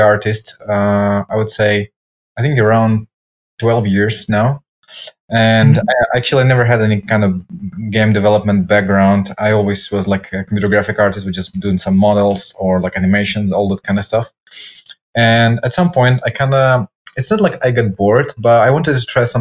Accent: Ukraine; now in Spain; I'm originally from Ukraine

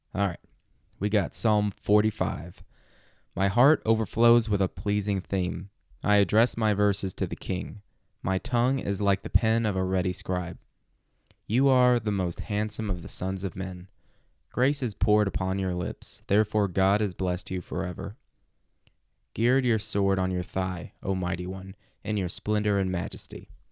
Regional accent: Arkansas, United States; growing up in Arkansas like I did

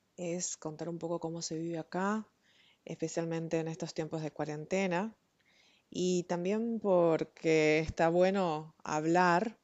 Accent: Argentina; now in Prague, Czech Republic; soy de Argentina y vivo y trabajo en Praga

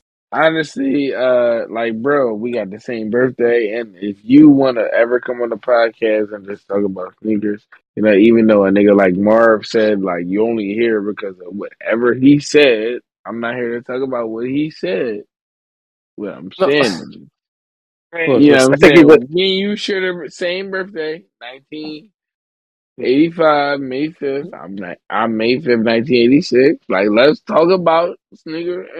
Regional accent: Philadelphia, Pennsylvania, United States; we're all from Philly

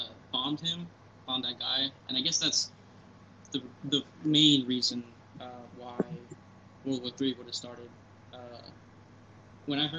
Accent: San Antonio, a little town next to El Paso, Texas, United States; also born or lived in Odessa, Texas; I'm from San Antonio, which is, like, a little town next to El Paso

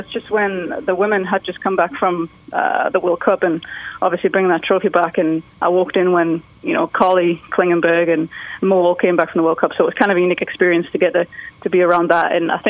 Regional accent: England, United Kingdom; moved away as an adult; now in United States; Being English is kind of difficult. I'm sure people that know how the immigration goes know how difficult it is to stay.

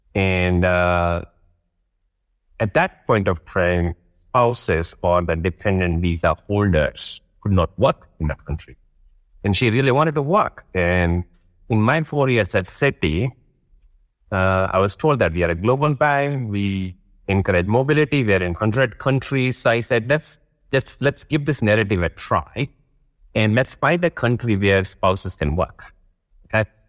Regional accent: Rajkot, Gujarat, India; moved away as an adult; also born or lived in Vadodara, India / Delhi, India / London, United Kingdom / Johannesburg, South Africa; I grew up in a city called Rajkot. And then I move to another city called, uh, Vadodara in the same state

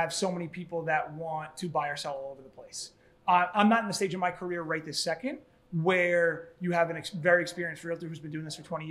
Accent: Bethpage, New York, United States; now in Seaford, United States; I grew up in Bethpage. I went to Bethpage High School.

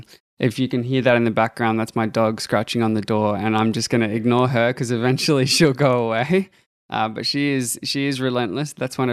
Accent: Australia; I'm from Australia.

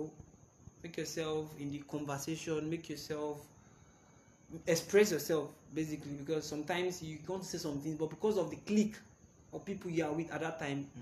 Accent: Yorubaland, Nigeria; I was born and brought up in Yoruba.

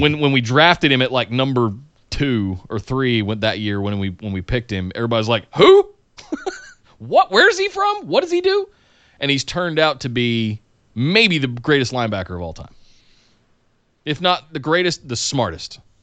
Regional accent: Charlotte, North Carolina, United States; I grew up in Charlotte, North Carolina, and even outside of Charlotte, uh, in the, in the woods, basically

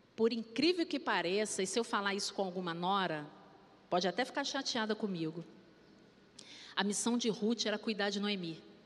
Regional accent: Rio de Janeiro, Brazil; eu fui criada no subúrbio, né? Ali em Vigário

